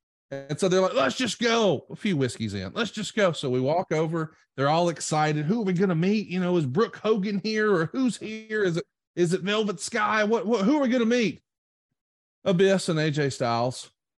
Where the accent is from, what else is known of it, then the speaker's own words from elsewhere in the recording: Prattville, Alabama, United States; now in Huntsville, United States; I grew up in Prattville, Alabama